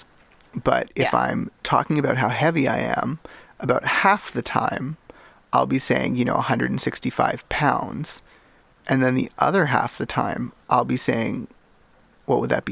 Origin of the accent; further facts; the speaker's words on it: Canada; I am a Canadian